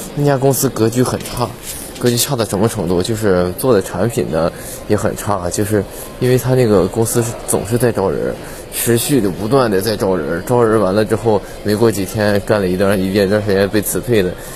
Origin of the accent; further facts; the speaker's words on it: Tongliao, Inner Mongolia, China; moved away as an adult; 我是在二零二零年十月份正式的回归通辽，我们老家这边生活